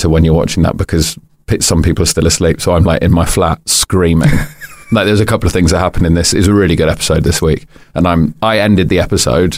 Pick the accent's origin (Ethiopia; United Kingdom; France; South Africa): United Kingdom; London; born or raised there